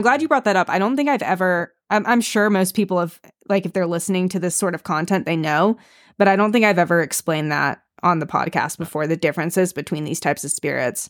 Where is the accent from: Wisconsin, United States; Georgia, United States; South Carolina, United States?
Georgia, United States; now in Montana, United States; I live obviously up here in Montana, right. but I'm from Georgia